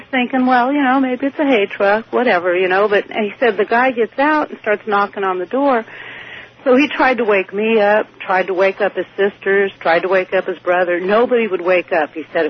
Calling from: California, United States; I'm calling from Northern California.

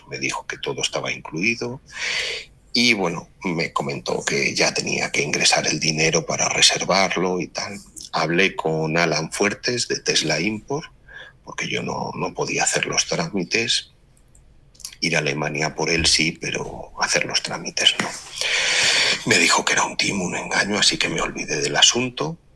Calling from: Madrid, Community of Madrid, Spain; de Madrid.

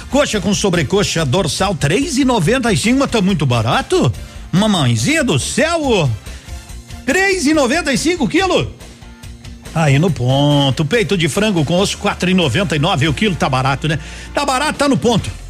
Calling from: Vitorino, Paraná, Brazil; Adotei essa rádio, adotei, adotei, sou de Vitorino, moçada boa.

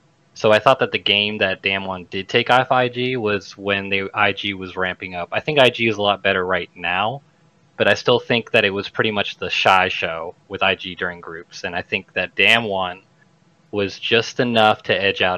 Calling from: Mobile, Alabama, United States; I am calling from Mobile, Alabama.

